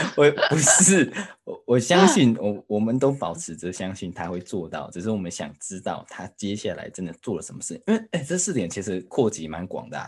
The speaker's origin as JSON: {"language": "Chinese", "country": "Taiwan", "moved": "yes", "lives_now": "United Kingdom", "said": "我们台湾人"}